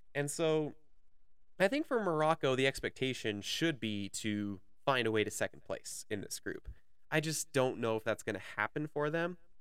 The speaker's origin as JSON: {"language": "English", "country": "Canada", "said": "my country, Canada. So, first of all, as a Canadian"}